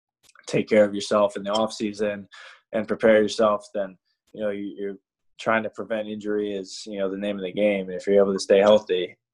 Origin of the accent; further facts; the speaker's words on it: New York, United States; I'm from New York, so growing up and watching Wayne Corbett, obviously Jerry Rice, all those guys